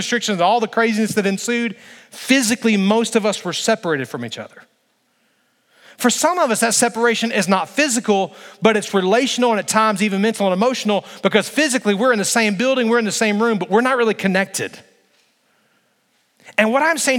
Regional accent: Alabama, United States; I grew up in Alabama.

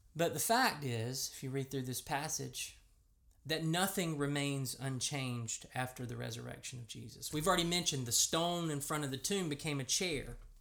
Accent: United States; accent: American; if you're like me, and you grew up in America

